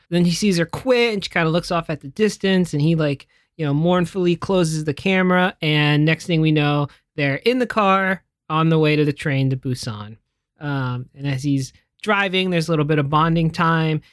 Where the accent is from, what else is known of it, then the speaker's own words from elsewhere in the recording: United States; as an American